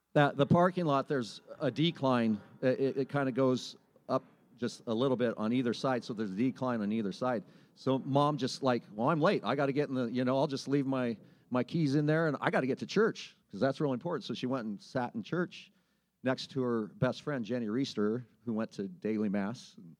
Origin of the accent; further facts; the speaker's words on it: Sublimity, Oregon, United States; I grew up in Sublimity, Oregon, population 813.